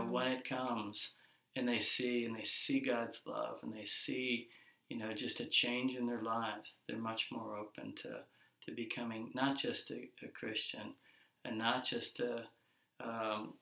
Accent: United States; moved away as an adult; now in Mozambique; being an American businessman, a Mozambican business owner, and a resident of Mozambique for 5 years

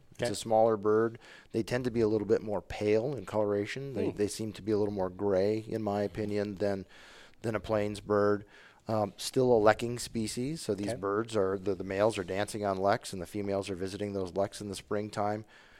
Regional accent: Wisconsin, United States; I mean, not having grown up in the West, I know that growing up in Wisconsin, it's not uncommon to go to your trailhead and there's however many other vehicles.

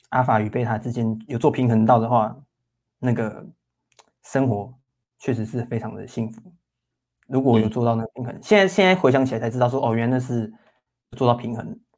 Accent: Taoyuan, Taiwan; moved away as an adult; now in Hsinchu, Taiwan; 我们都是桃园人啊，只是我们，我们刚好都在新竹工作这样子

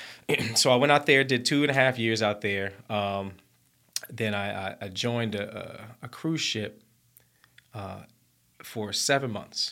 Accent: Mountain Brook, Alabama, United States; moved away as an adult; also born or lived in London, United Kingdom; I was a young black man born and raised in Mountain Brook, Alabama

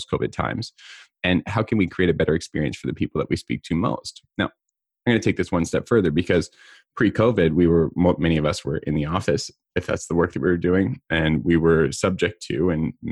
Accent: Southeast Kootenays, British Columbia, Canada; also born or lived in Cranbrook, British Columbia; the Southeast Kootenays where I grew up.

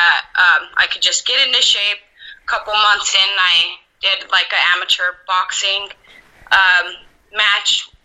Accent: Albuquerque, New Mexico, United States; South Valley in Albuquerque, New Mexico

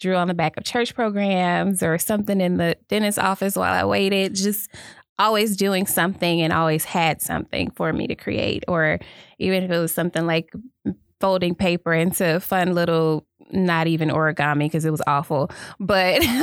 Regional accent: Fayette, Mississippi, United States; also born or lived in Jackson, Mississippi; I am from Fayette, Mississippi, a wonderful little small town in southwest Mississippi

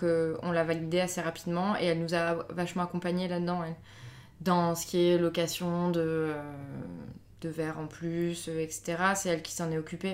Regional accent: Avignon, Provence-Alpes-Côte d'Azur, France; moi je viens d'Avignon

